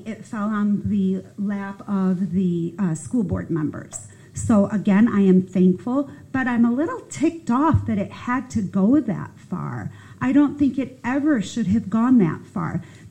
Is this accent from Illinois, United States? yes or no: yes; Chicago, Illinois, United States; now in Pickens County, United States; I'm a Yankee. I come from Chicago